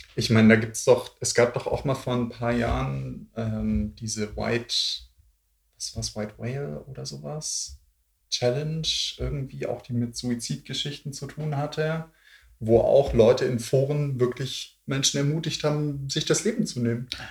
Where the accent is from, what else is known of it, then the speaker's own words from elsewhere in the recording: Swabia, Baden-Württemberg, Germany; accent: Swabian; now in Berlin, Germany; ich äh, Schwäbisch rede